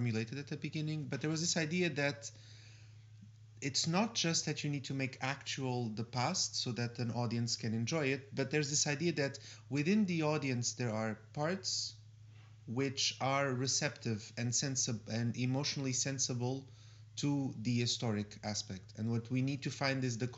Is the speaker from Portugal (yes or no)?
yes; Portugal; moved away; I come from Portugal